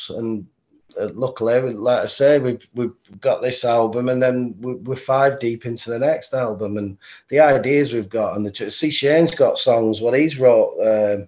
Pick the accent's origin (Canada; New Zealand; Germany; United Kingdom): United Kingdom; Bolton, North West England; my hometown Bolton